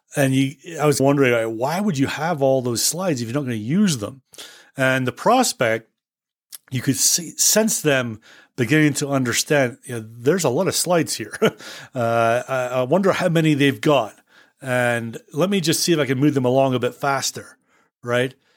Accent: Scotland, United Kingdom; moved away; I was born and bred in Scotland

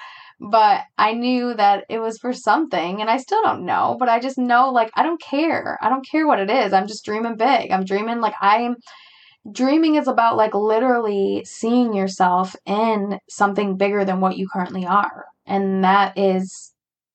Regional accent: United States; I'm an American

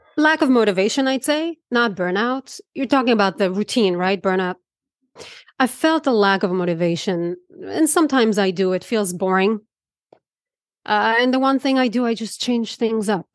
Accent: Israel; moved away; I grew up in Israel

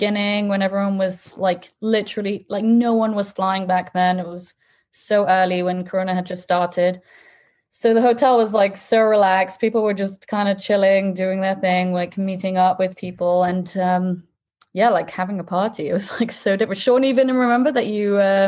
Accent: England, United Kingdom; moved away as an adult; now in Israel; I'm from England.

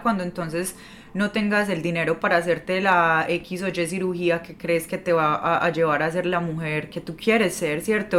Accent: Medellín, Antioquia, Colombia; moved away as an adult; now in New York, United States; yo llevo viviendo siete años acá en Nueva York y desde que yo me mudé de, de Medellín

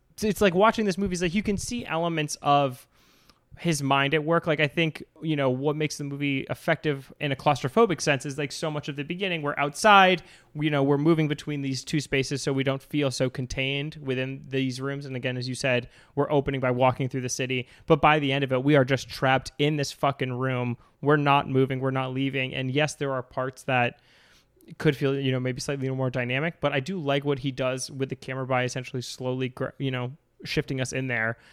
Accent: Cape Cod, Massachusetts, United States; I'm from Massachusetts, Cape Cod

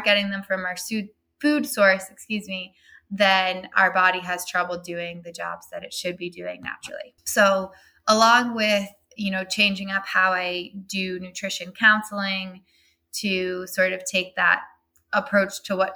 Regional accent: Burlington, Massachusetts, United States; I started my own practice in my hometown of Burlington, Massachusetts

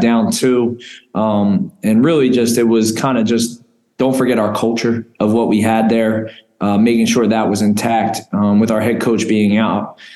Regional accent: Philadelphia, Pennsylvania, United States; moved away as an adult; now in Albany, United States; I'm a Philly guy. Um, been there all my life. I've only been out of Philadelphia twice

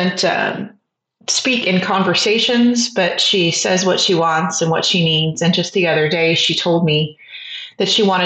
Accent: San Antonio, Texas, United States; moved away as an adult; now in Austin, United States; I am originally from San Antonio, Texas, and have lived in the Austin area for about 20 years

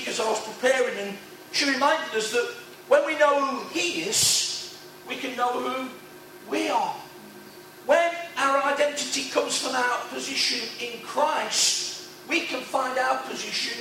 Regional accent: Nottingham, East Midlands, United Kingdom; ordinary working class sprawling housing estate on the edge of Nottingham, wrong side, not West Bridgeford

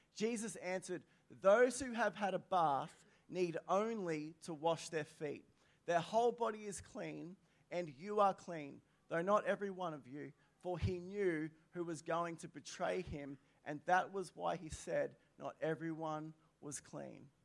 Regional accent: Australia; I'm an Aussie through and through.

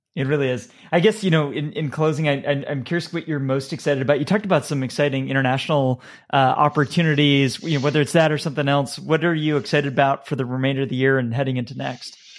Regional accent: United States; being an American

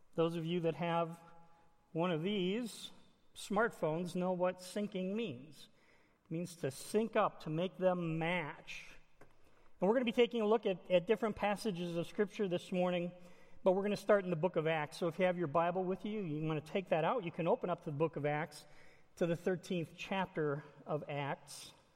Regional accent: Illinois, United States; I was born and raised in Illinois

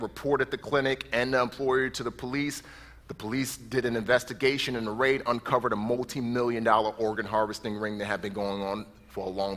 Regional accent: New York City, New York, United States; moved away; I grew up in the Bronx

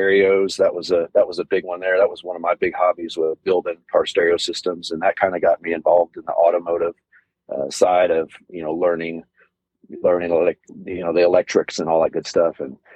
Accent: Southlake, Texas, United States; I was born in Southlake, Texas, which is a kind of little suburb of the Dallas-Fort Worth area here

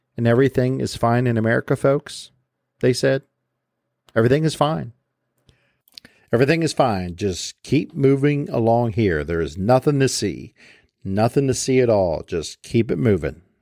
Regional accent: United States; Our post COVID American world looks nothing like the country I grew up in, the country of the 1980s

